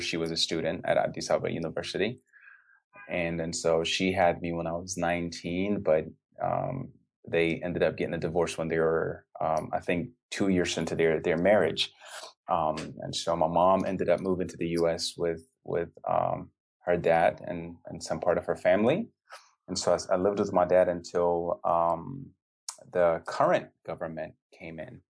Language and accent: English; Dallas, Texas, United States; also born or lived in Ethiopia; I was raised in in Dallas with my mom